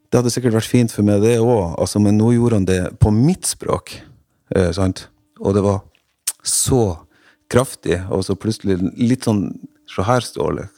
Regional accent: Rognan, Nordland, Norway; moved away; hjemme på Rognan, der jeg kommer fra

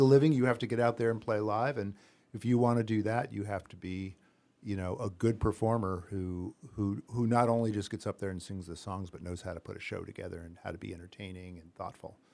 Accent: New York area, United States; moved away as an adult; now in Greenfield, United States; I'm from the New York area originally.

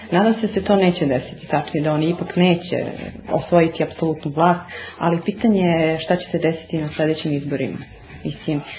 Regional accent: Belgrade, Serbia; ja dolazim kao muslimanka iz Beograda.

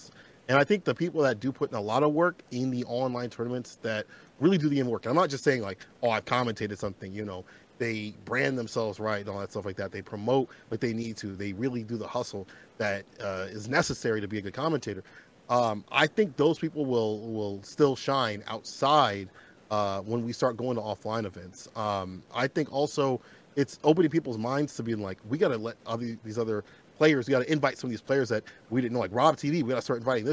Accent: Peoria, Illinois, United States; moved away as an adult; now in Chicago, United States; I previously used to live in a place called Peoria, which is 3 hours away from Chicago. That's where I, you know, grew up, you know, kid and stuff like that, and my teenage and adult life, part

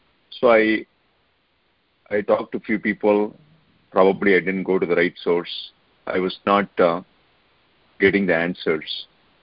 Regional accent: India; moved away; I remember growing up in India

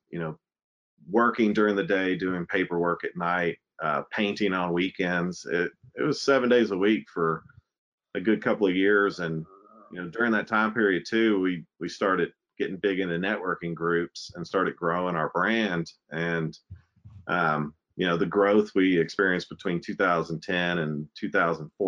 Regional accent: Lexington, Kentucky, United States; I am a Lexington boy. I grew up in Lexington, went to Clay's Mill, Jesse Clark, and Lafayette

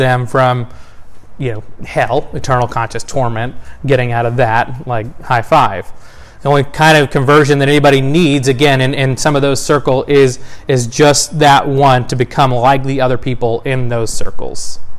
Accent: the South, United States; born there; I was born in the South of the U.S. in the late 80s.

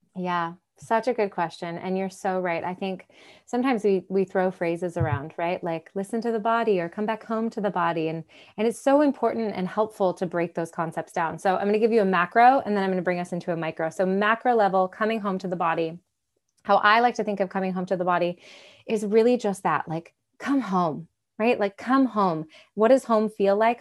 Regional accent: Michigan, United States; now in Nashville, United States; I grew up in Michigan, so, uh, uh, uh, freshwater beach on Lake Michigan

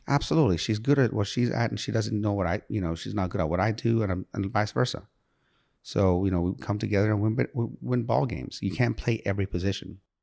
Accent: Sharon, Pennsylvania, United States; also born or lived in Iran; I come from Sharon, P

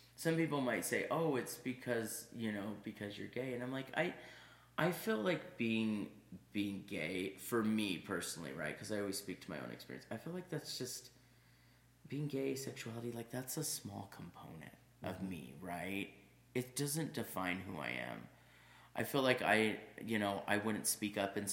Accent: California, United States; I grew up in California

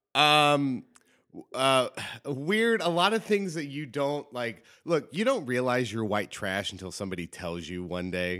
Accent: Cincinnati, Ohio, United States; I'm from Cincinnati. I was born and raised

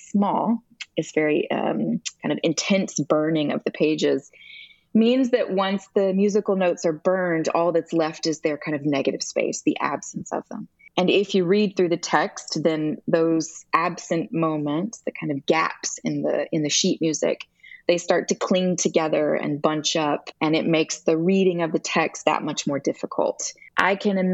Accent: Alabama, United States; I grew up in Alabama in a Presbyterian church

